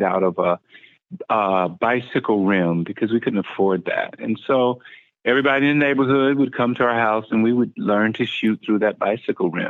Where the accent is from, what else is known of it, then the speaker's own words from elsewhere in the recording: Anderson, South Carolina, United States; accent: heavy Southern; moved away; originally I am from Anderson, South Carolina, and it's a little small town. Kind of grew up in a farm, rural environment